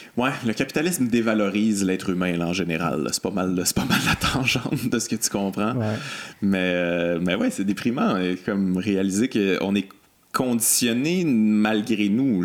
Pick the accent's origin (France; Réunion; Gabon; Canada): Canada; Quebec City, Quebec; je viens, de Québec, là, j'ai grandi à Québec